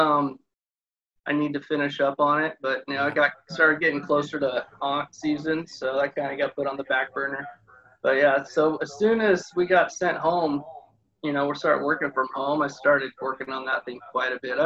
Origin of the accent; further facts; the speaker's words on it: Southern California, United States; My dad drugged me to every car show in Southern California my whole life